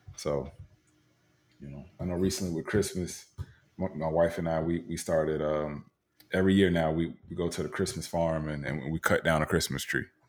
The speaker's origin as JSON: {"language": "English", "town": "Tampa", "region": "Florida", "country": "United States", "tie": "born or raised there", "said": "I grew up in Tampa, Florida"}